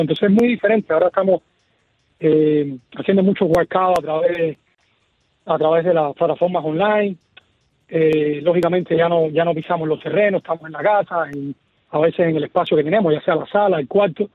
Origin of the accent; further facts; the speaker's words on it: Cuba; also born or lived in Michigan, United States; now in Miami, United States; me veían jugar a mí como cuando era pequeño en Cuba